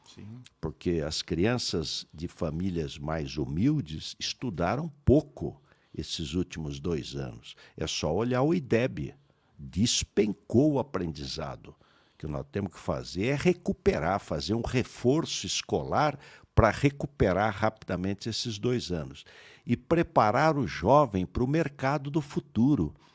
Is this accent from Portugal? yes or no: no; Pindamonhangaba, São Paulo, Brazil; Eu nasci numa Santa Casa em Pindamonhangaba